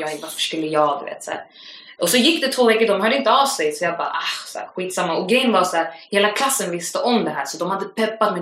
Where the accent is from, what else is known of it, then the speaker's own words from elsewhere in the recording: Stockholm, Stockholm County, Sweden; jag är från Akalla, det är en station ifrån Husby